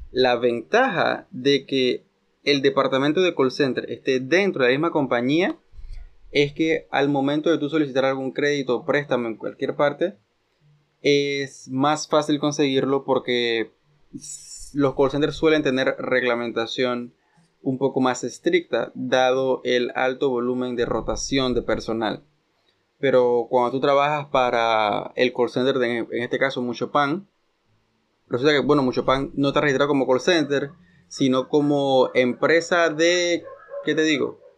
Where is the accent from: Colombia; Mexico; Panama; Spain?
Panama